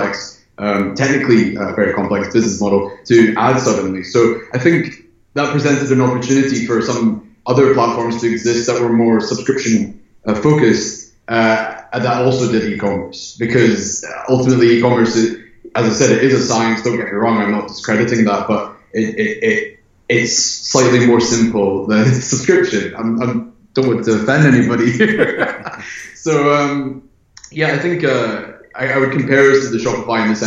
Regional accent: Scotland, United Kingdom; moved away as an adult; now in Los Angeles, United States; I'm from Scotland, residing in Los Angeles

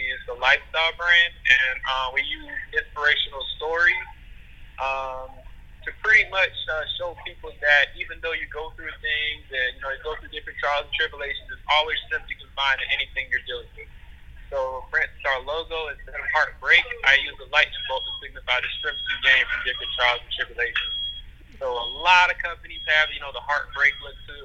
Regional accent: Tallahassee, Florida, United States; also born or lived in Michigan; I'm from Tallahassee, Florida, went to a school here by the name of Florida State University School

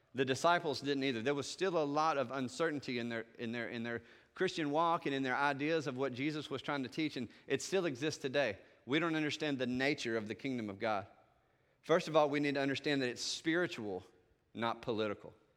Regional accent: the South, Southern United States, United States; accent: Southern; I can speak with my Southern accent

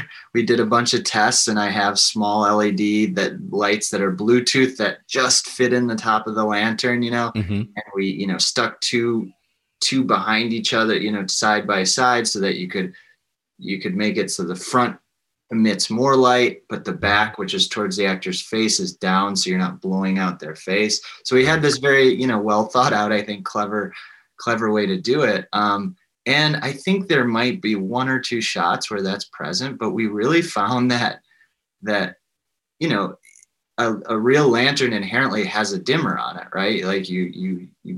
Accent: Spring Green, Wisconsin, United States; growing up in Spring Green

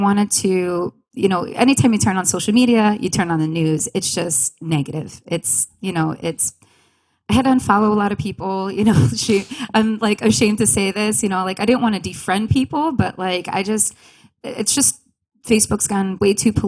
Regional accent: Long Island, New York, United States; moved away as an adult; now in Rochester, United States; I'm originally from Long Island

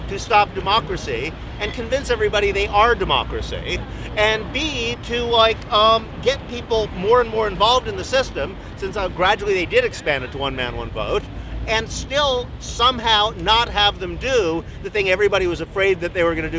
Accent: United States; I come from the United States

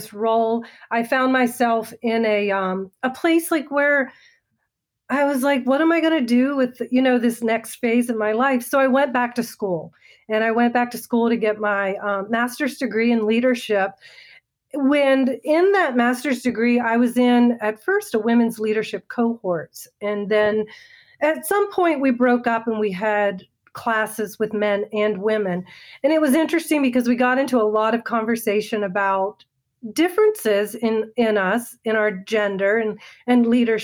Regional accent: Maryland, United States; now in Northern Virginia, United States; I'm an East Coast girl, born and raised in Maryland, and my home is Virginia

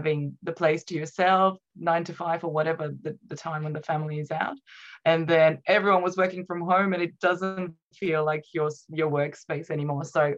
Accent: Romania; English is a second language; moved away as an adult; now in Australia; Yes, in Romania. So I moved to Australia, I think, when I was about 21.

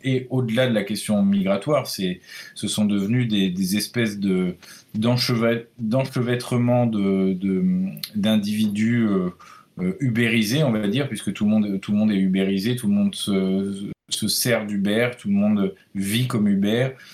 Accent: Brittany, France; moi, en tant que breton

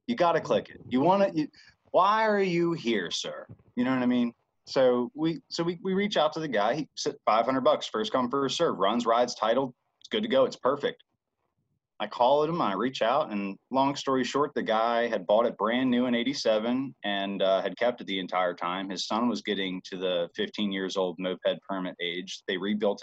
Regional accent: Bel Air, Maryland, United States; I'm from Bel Air, Maryland

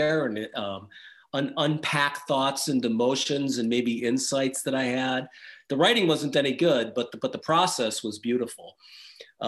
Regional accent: Wisconsin, United States; moved away as an adult; now in Austria; I was raised in Wisconsin, in the Midwest in America

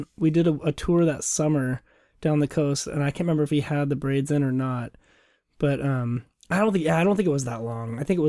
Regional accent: Lakewood, Washington, United States; Tacoma. I was born downtown Tacoma, and I grew up in Lakewood, just mm-hmm. south of Tacoma.

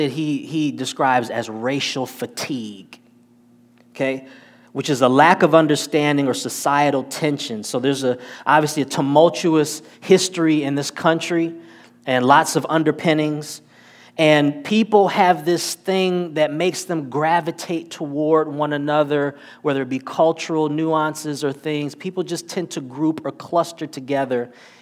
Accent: Detroit, Michigan, United States; moved away; I'm originally from Detroit, Michigan.

